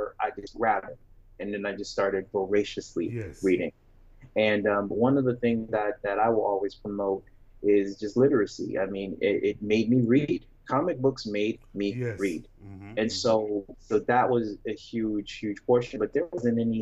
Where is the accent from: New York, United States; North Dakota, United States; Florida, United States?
New York, United States; Syracuse; I grew up in Syracuse, New York